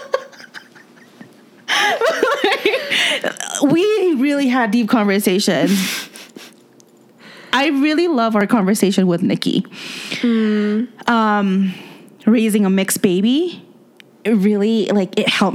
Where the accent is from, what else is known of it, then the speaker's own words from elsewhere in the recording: Indonesia; moved away; I grew up in Indonesia